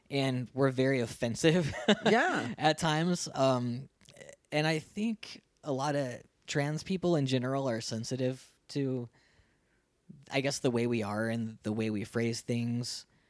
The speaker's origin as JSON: {"language": "English", "region": "Ohio", "country": "United States", "tie": "born or raised there", "also_born_or_lived": "Columbus, Ohio", "moved": "as an adult", "lives_now": "Phoenix, United States", "said": "I grew up in Ohio, small town Ohio, like twelve thousand people to my town."}